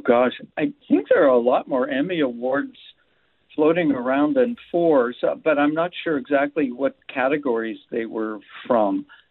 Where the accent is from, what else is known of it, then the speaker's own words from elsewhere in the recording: Erie, Pennsylvania, United States; I watched my dad go to work on the railroad when I was growing up in Erie, Pennsylvania